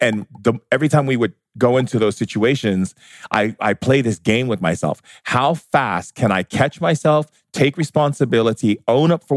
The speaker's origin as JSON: {"language": "English", "country": "United States", "said": "me being an American"}